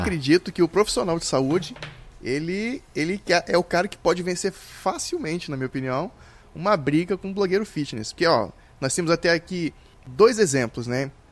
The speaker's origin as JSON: {"language": "Portuguese", "town": "Vitória", "region": "Espírito Santo", "country": "Brazil", "said": "eu sou de Vitória, Espírito Santo"}